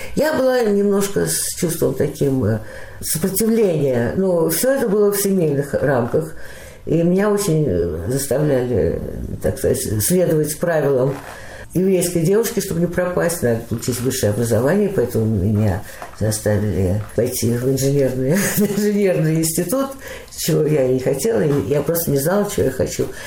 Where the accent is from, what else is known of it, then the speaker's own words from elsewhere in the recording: Moscow, Russia; moved away as an adult; now in Beersheba, Israel; В 1943 году э, я родилась, и так в Москве и осталась